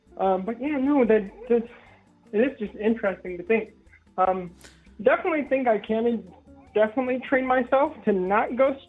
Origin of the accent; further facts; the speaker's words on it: Washington, United States; where I grew up, because I'm from Washington State.